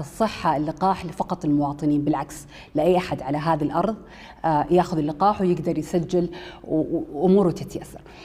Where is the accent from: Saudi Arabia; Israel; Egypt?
Saudi Arabia